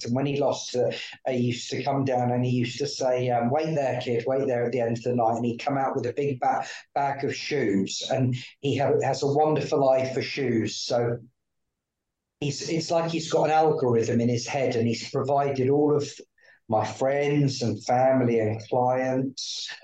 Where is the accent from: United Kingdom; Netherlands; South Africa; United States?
United Kingdom; Sussex, South East England; I grew up in Sussex.